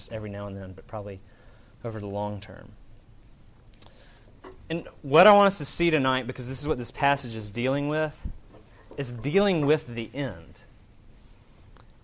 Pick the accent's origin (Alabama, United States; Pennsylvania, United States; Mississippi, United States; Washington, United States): Alabama, United States; I'm from Alabama